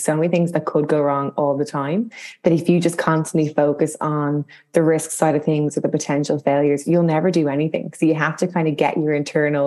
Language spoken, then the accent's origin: English; Dublin, Leinster, Ireland; I'm from Dublin in Ireland. And our school system is like very similar, but slightly different to the UK